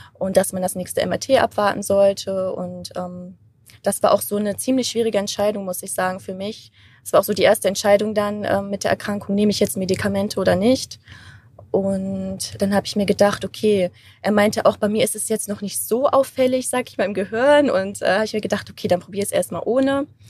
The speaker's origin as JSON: {"language": "German", "country": "Germany", "said": "ich bin Deutsche"}